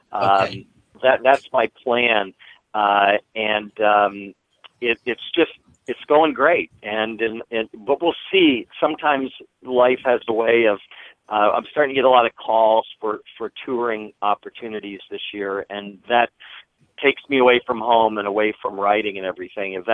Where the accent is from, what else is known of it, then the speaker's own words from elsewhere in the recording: Washington, District of Columbia, United States; I grew, I grew up in Washington D.C.